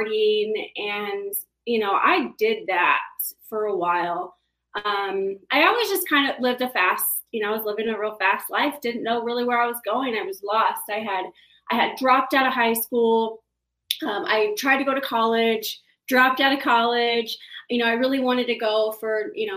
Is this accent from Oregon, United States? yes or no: no; Kansas City, Missouri, United States; moved away as an adult; also born or lived in San Diego; I grew up in Kansas City, originally not from Kansas City, but I moved there early when I was about 13 years old. Grew up there on the Missouri side